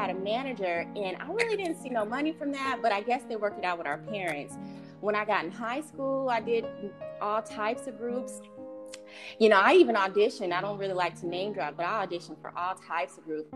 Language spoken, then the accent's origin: English; Los Angeles, California, United States; also born or lived in Cerritos / Bellflower; I grew up in Los Angeles County, all over. Went to high school in Cerritos, lived in the jungles.